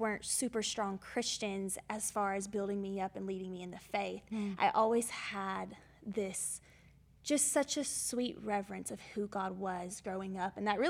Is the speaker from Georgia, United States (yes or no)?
yes; Georgia, United States; accent: southern twang; I have a little bit of a southern twang. Mm. I am originally from Georgia, and honestly, I grew up in a Southern Baptist home.